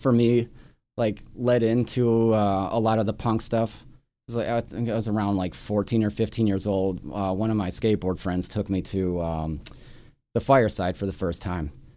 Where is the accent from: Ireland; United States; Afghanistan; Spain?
United States; Chicago, Illinois; I grew up here in Chicago, like up on the northwest side in, in Edison Park, Norwood Park, Jefferson Park kinda area